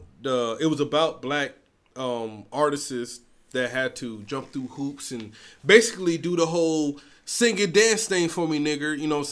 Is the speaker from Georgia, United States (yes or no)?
yes; St. Simons Island, Georgia, United States; I'm from St. Thomas Island, Georgia.